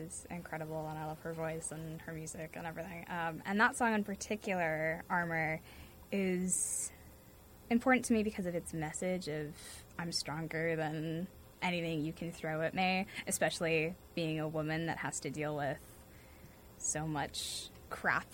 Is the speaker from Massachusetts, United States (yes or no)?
yes; North Andover, Massachusetts, United States; I am from North Andover, Massachusetts, so about half an hour north of Boston